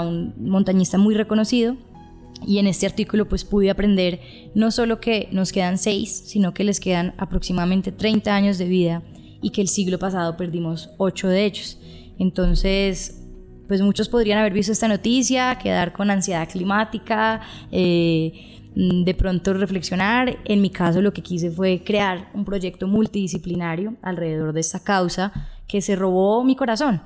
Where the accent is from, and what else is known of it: Colombia